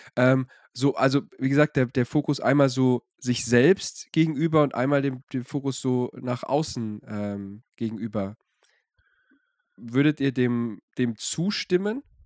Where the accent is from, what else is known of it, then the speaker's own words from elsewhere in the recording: Swabia, Germany; ich bin ja aus dem Schwabeland